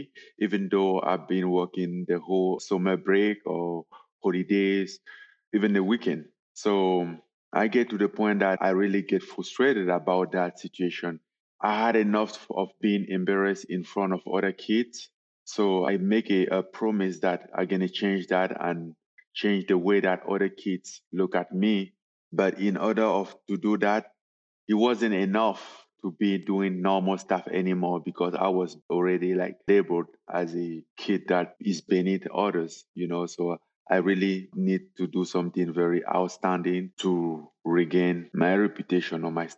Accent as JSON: {"language": "English", "country": "Cameroon", "tie": "born or raised there", "also_born_or_lived": "Paris", "moved": "as an adult", "said": "I was born in Cameroon in a very poor family."}